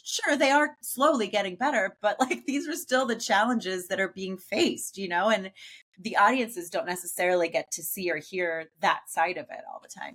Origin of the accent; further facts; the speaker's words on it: Pittsburgh, Pennsylvania, United States; I'm from Pittsburgh